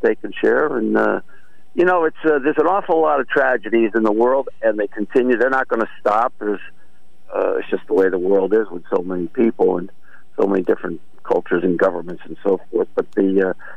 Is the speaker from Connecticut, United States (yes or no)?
yes; Wallingford, Connecticut, United States; back in the late 50s, early 60s, when I grew up in Wallingford